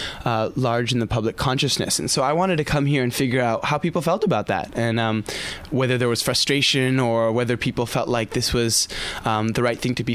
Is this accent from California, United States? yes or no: yes; Southern California, United States; moved away; I grew up in Southern California